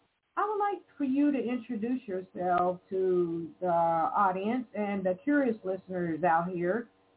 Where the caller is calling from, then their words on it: Evansville, Indiana, United States; We are both calling from Evansville, Indiana.